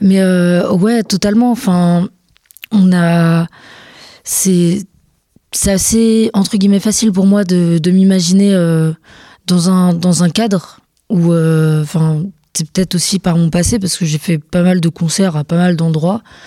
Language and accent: French; Montargis, Centre-Val de Loire, France; je viens pas d'Orléans précisément, je viens de Montargis